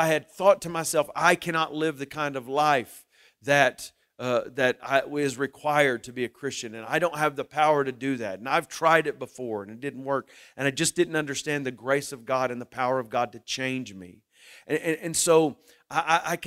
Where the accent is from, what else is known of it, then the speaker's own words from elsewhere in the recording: Muskogee, Oklahoma, United States; also born or lived in Shawnee, Oklahoma / Tecumseh, Oklahoma; I grew up in Muskogee, Oklahoma